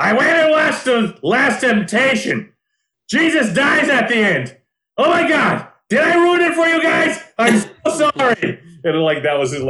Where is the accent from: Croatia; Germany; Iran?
Croatia; now in United States; growing up in the former Yugoslavia, growing up in Croatia